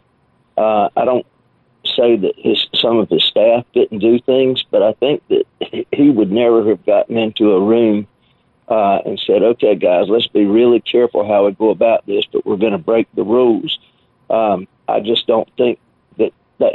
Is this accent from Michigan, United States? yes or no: no; North Carolina, United States; the small town or county that I grew up in North Carolina